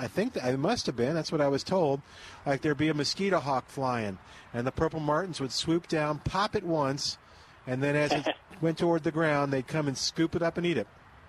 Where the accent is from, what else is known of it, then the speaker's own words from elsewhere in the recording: New Orleans, Louisiana, United States; now in San Antonio, United States; I can remember we had them when I was growing up in New Orleans.